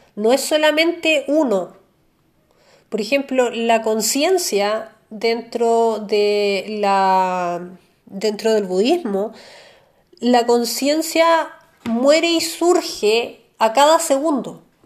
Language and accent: Spanish; Chile; nosotros como, chilenos